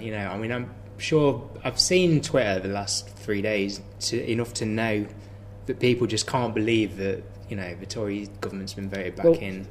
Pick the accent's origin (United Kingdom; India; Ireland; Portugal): United Kingdom; Midlands; I'm from